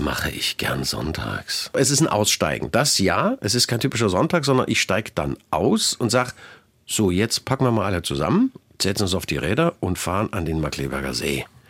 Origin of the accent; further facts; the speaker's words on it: Leipzig, Saxony, Germany; zum einen ist es meine Heimatstadt, ich bin hier geboren, ich kenne hier jede Ecke